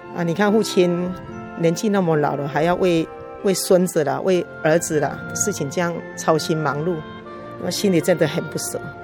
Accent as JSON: {"language": "Chinese", "town": "Fengyuan", "region": "Taichung", "country": "Taiwan", "said": "父母都曾担任那个丰原两间大庙的委员和送纪年"}